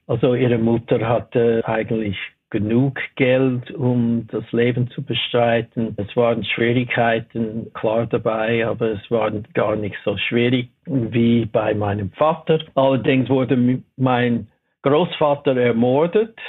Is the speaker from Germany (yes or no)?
no; Los Angeles, California, United States; German is a second language; moved away as an adult; also born or lived in Pasadena, California; now in Switzerland; Ich bin in Watts aufgewachsen. Also während der ersten elf Jahren war ich dort.